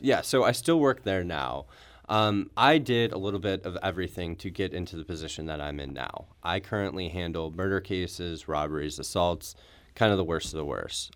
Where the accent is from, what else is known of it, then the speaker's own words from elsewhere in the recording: Brentwood, Missouri, United States; also born or lived in Chicago, United States; I grew up in Brentwood, just outside the city of Saint Louis